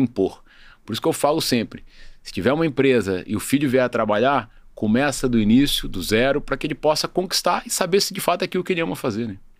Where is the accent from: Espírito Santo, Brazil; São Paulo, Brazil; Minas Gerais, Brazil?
Espírito Santo, Brazil; Eu estava na pandemia no Espírito Santo, minha cidade natal.